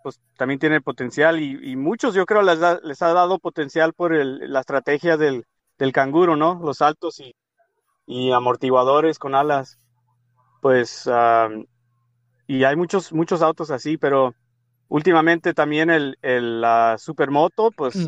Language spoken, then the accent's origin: Spanish; Tijuana, Baja California, Mexico; de Tijuana, de donde yo soy